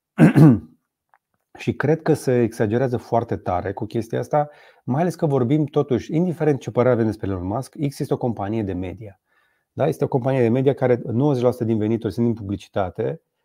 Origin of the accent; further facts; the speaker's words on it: Romania; first language Romanian; suntem români